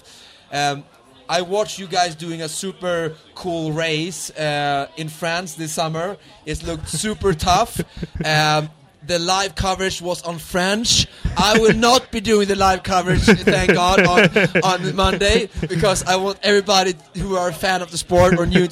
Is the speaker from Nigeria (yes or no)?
no; Sweden; English is a second language; I'm a Swedish, person